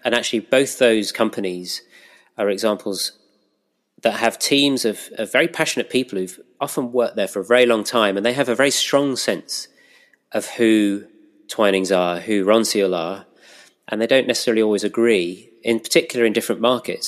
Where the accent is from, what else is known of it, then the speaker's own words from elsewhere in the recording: Pinner, London, United Kingdom; moved away as an adult; also born or lived in Reading / West Bridgford, Nottingham; now in Nottingham, United Kingdom; I'm a North Londoner actually. I grew up in Pinner